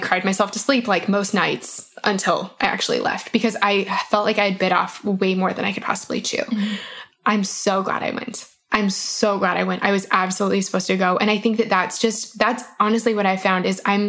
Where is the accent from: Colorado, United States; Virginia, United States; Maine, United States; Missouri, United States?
Colorado, United States; I'm from Colorado. I'm the worst Coloradan ever.